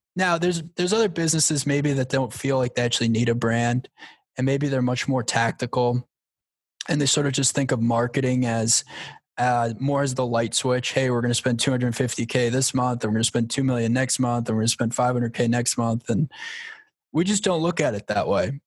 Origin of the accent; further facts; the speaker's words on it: Long Island, New York, United States; I grew up on Long Island